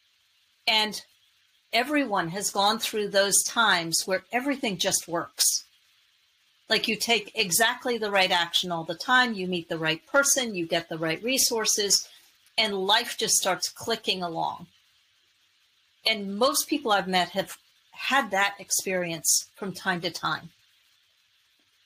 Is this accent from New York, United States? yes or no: yes; New York City, New York, United States; I grew up in New York City